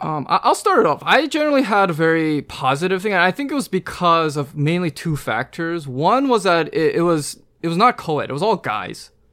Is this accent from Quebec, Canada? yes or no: no; Vancouver, British Columbia, Canada; I'm from Vancouver